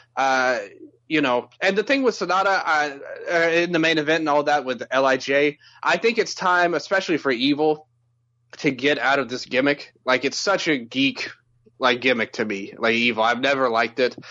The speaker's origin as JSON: {"language": "English", "town": "Memphis", "region": "Tennessee", "country": "United States", "said": "I'm from Memphis, you know, so we have soul food a lot"}